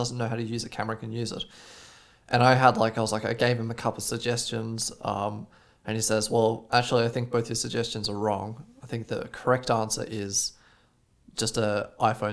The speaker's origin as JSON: {"language": "English", "country": "Australia", "moved": "yes", "lives_now": "Germany", "said": "I'm from Australia."}